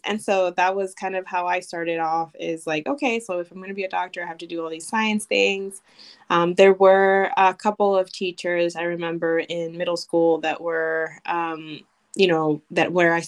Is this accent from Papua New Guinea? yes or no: no; Ponce, Puerto Rico; moved away as an adult; also born or lived in Chicago, Illinois, United States; now in Madison, United States; I grew up in Ponce, Puerto Rico, actually. So I'm from Puerto Rico, although I was born in Chicago.